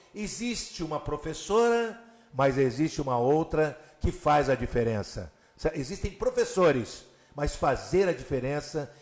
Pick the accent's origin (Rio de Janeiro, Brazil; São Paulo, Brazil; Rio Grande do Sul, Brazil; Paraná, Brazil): São Paulo, Brazil; Ribeirão Preto; eu sou de Ribeirão Preto, no interior de São Paulo